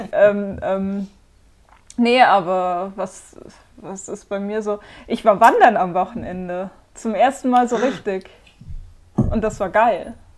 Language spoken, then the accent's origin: German; between Bremen and Hamburg, Lower Saxony, Germany; moved away; ich komme halt aus der Nähe von Bremen, zwischen Bremen und Hamburg